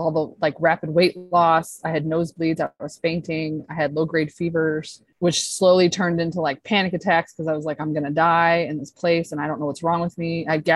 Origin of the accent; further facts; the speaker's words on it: St. Louis, Missouri, United States; moved away as an adult; I grew up in St. Louis, Missouri